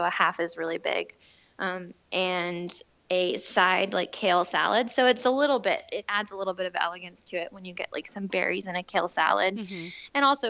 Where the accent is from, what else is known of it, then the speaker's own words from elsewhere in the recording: Tennessee, United States; And we're not, like, we're from Tennessee, but we're definitely not country folk. Like, I don't even have an accent.